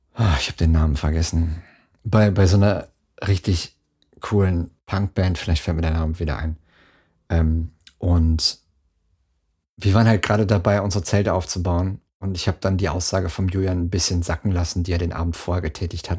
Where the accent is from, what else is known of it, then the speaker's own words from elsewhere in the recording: Dortmund, North Rhine-Westphalia, Germany; Ruhrpott, ne, Dortmund, da die Ecke